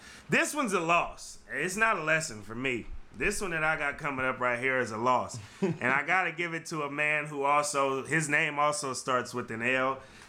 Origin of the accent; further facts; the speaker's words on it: California, United States; we're from California, D-Boy. That's been around our whole life.